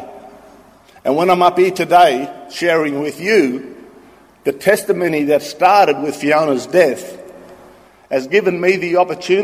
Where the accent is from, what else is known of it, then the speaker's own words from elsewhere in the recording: Australia; when I was a young boy growing up in Wilmeringal, a little community in the northwest.